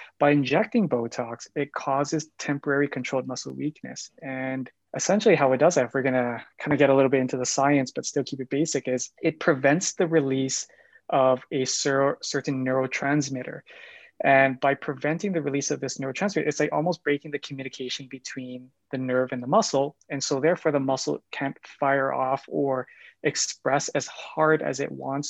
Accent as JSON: {"language": "English", "town": "Calgary", "region": "Alberta", "country": "Canada", "tie": "born or raised there", "also_born_or_lived": "Japan", "said": "I'm Born and raised in Calgary. I did my schooling here in Calgary, so I'm a local"}